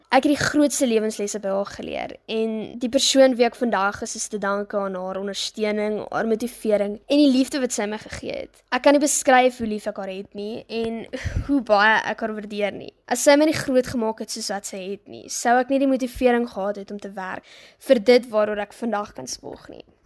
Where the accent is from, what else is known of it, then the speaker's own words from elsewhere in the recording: Graaff-Reinet, Eastern Cape, South Africa; also born or lived in Port Elizabeth; Ek is oorspronklik van Port Elizabeth af, maar is al van 2010 af van Graafrenet